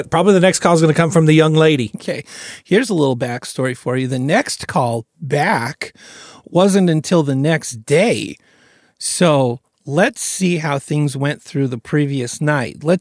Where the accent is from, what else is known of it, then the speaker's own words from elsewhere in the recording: Kentucky, United States; I'm, I'm from Kentucky